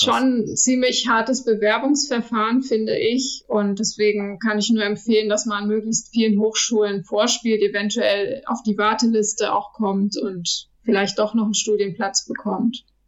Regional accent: Lüchow, Lower Saxony, Germany; now in Kaiserslautern, Germany; Lüchow ist meine Heimat. Ich liebe Lüchow.

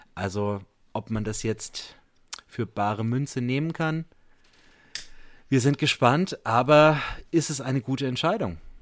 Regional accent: Bamberg, Bavaria, Germany; Ich komme aus Bamberg, bin Lehrer hier

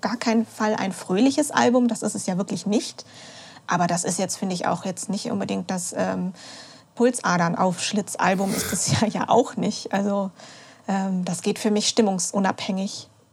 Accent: North Rhine-Westphalia, Germany; Ich komme ja aus der Region

